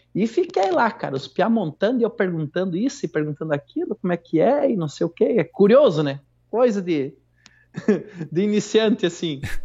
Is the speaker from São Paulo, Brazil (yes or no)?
no; Santo Ângelo, Rio Grande do Sul, Brazil; aqui pela minha cidade, sou de Santo Ângelo